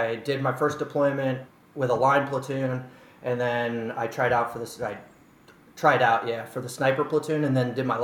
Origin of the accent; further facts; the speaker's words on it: San Francisco Bay Area, California, United States; moved away as an adult; now in New York City, United States; I grew up in the Bay